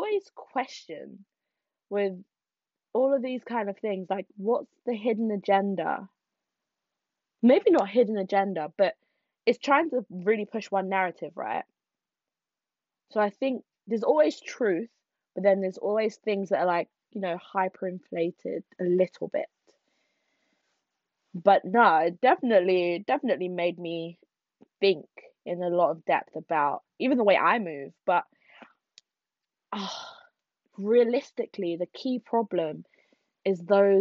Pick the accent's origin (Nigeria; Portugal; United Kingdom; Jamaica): Nigeria; I'm Nigerian. I'm Igbo.